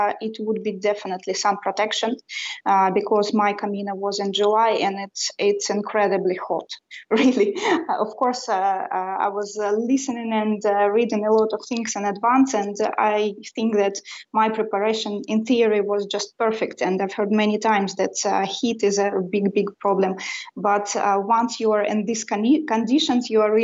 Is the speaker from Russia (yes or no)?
yes; Russia; English is a second language; now in Sweden; I was born and raised in Russia